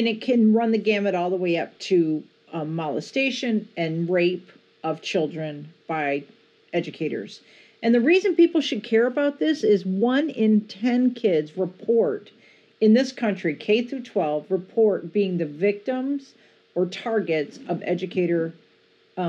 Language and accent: English; Joliet, Illinois, United States; I grew up in Joliet, Illinois, which is a great band town.